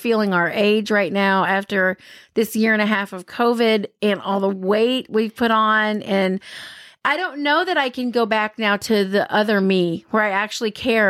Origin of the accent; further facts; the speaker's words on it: Tuscaloosa, Alabama, United States; moved away; also born or lived in Texas; I grew up in Tuscaloosa.